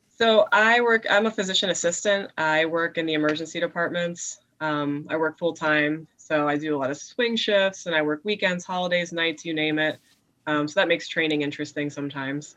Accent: Mountaintop, Pennsylvania, United States; moved away as an adult; now in Harrisburg, United States; tiny little town called Mountaintop where I grew up

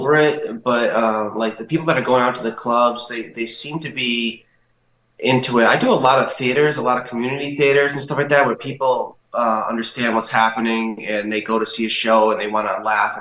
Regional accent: Rhode Island, United States; moved away; I'm from Rhode Island.

